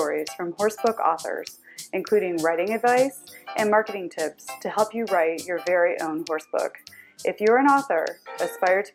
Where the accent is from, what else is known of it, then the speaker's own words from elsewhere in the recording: Clarkston, Michigan, United States; we're both fellow Michiganders. I grew up in Clarkston